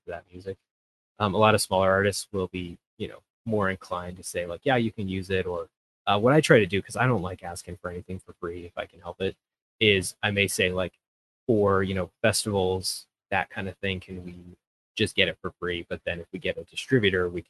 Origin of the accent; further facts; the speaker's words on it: Fort Collins, Colorado, United States; now in Thornton, United States; I grew up in Fort Collins, moved down here in 2009.